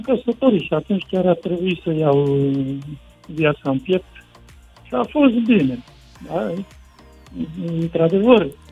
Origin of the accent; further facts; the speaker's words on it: near Roșiori de Vede, Teleorman County, Romania; moved away as an adult; now in Ploiești, Romania; Sunt din Ploiești, adică lucrez în Ploiești, acum încerc să-mi cumpăr un apartament în Ploiești, dar eu sunt din Roșiul de Vede, de pe lângă Roșiul de Vede.